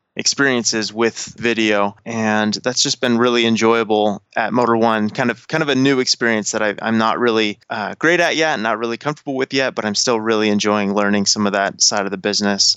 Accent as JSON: {"language": "English", "region": "Colorado", "country": "United States", "tie": "born or raised there", "moved": "as an adult", "lives_now": "Los Angeles, United States", "said": "born and raised in Colorado, where I spent most of my time before I got this job"}